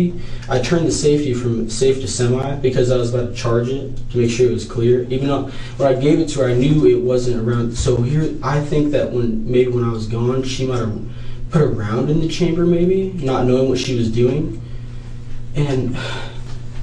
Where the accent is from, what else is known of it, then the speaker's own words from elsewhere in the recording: Eureka, California, United States; moved away; We're both from Humboldt County